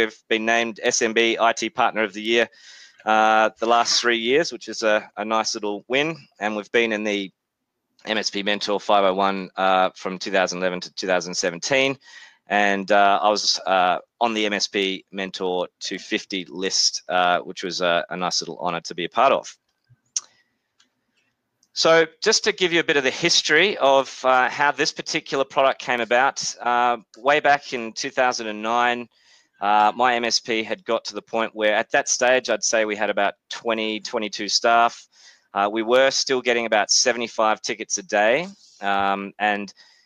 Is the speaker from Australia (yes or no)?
yes; Australia; accent: Australian; also born or lived in New Zealand; As you can tell from my accent, I'm obviously from Australia, but was born in New Zealand